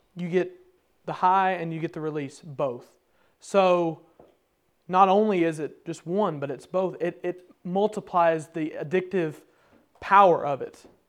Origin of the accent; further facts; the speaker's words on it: Kentucky, United States; me and my brothers were growing up in Kentucky, there's a holler right in front of our house